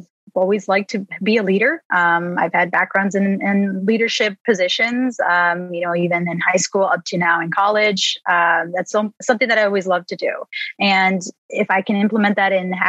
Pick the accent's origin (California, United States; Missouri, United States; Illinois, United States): Illinois, United States; Chicago; I am from the Chicago area